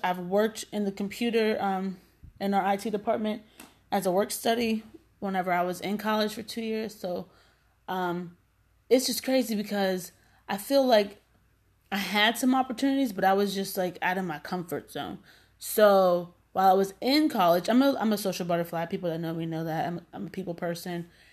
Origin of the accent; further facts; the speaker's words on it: McKeesport, Pennsylvania, United States; I'm from McKeesport